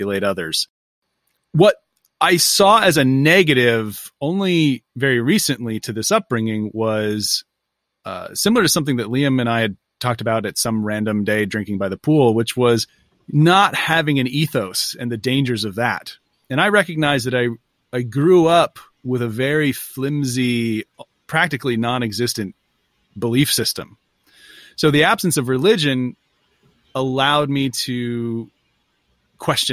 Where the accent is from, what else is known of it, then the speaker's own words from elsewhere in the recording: Northern California, United States; I'm from Northern California.